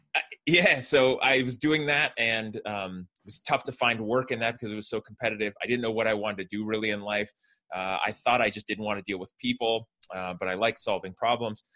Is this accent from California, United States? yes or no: yes; Fremont, California, United States; I grew up in the San Francisco Bay Area in a town called Fremont um, in California